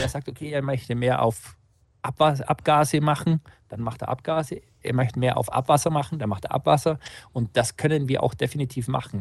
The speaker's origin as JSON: {"language": "German", "area": "Unterallgäu", "region": "Bavaria", "country": "Germany", "also_born_or_lived": "Augsburg", "said": "Ich bin tatsächlich Unterallgäuer"}